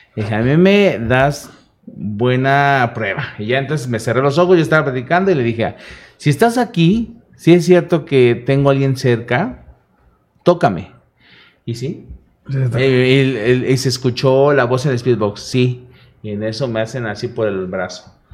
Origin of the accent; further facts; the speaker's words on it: Veracruz, Mexico; now in Chihuahua, Mexico; yo vengo de Veracruz, la mera mata de la brujería